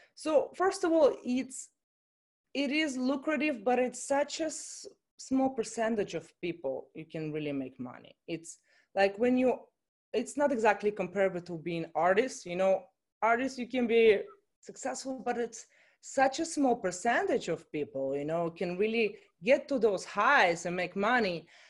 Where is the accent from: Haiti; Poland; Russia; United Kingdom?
Russia; moved away as an adult; also born or lived in Chicago, United States / Miami, United States; I'm coming from Russia originally, and I went to study in college in Chicago